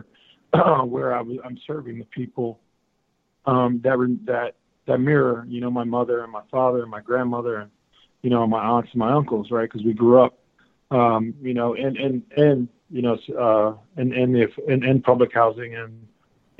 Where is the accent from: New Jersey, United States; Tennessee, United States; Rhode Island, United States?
New Jersey, United States; Trenton; growing up in Trenton, New Jersey, you know, I was a beneficiary of, you know, my family living in subsidized housing